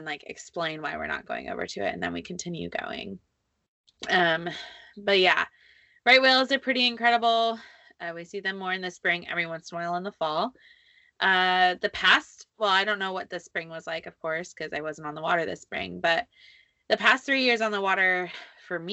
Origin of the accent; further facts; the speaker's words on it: Texas, United States; moved away as an adult; also born or lived in Dallas, Texas; now in Gloucester, United States; growing up in Texas